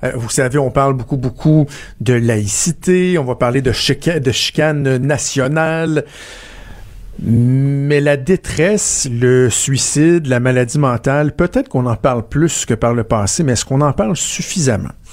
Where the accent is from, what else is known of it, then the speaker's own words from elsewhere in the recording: Quebec, Canada; chez nous au Québec